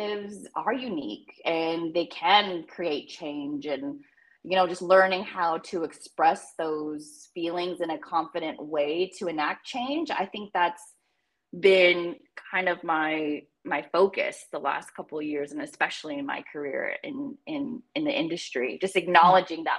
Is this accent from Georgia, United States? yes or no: no; Long Beach, California, United States; Long Beach is my home